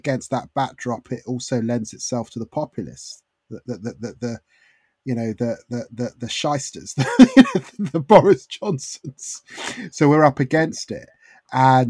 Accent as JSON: {"language": "English", "region": "London", "country": "United Kingdom", "tie": "born or raised there", "said": "I grew up in Haringey."}